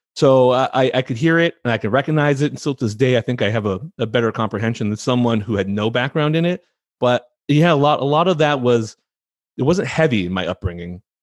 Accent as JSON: {"language": "English", "area": "San Francisco Bay Area", "region": "California", "country": "United States", "tie": "born or raised there", "also_born_or_lived": "Indiana", "said": "I was born in Indiana, um, which is not what people are expecting when they see my name and they ask where I'm from and I tell them Indiana. Eh, but I grew up mostly in the Bay Area, in California, in the, the San Francisco Bay Area"}